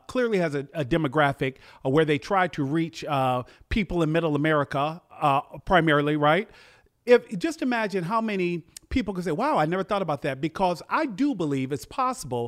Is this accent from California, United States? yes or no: no; Chicago, Illinois, United States; I'm from Chicago